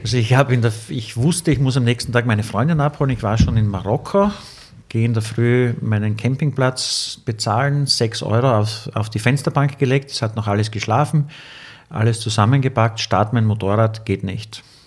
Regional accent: Austria; I'm from Austria

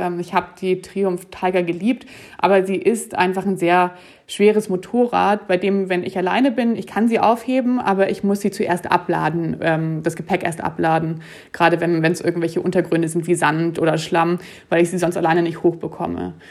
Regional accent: Germany; also born or lived in Munich / Zurich, Switzerland; nach Deutschland kann ich ja als Deutsche immer zurückfahren

